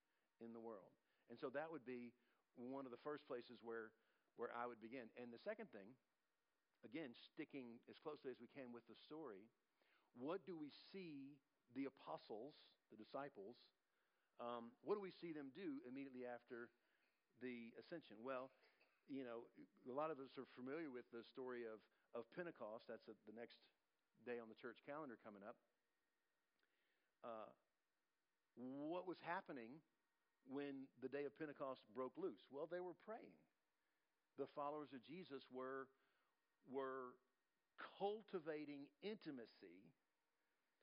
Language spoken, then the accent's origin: English; United States; we as Americans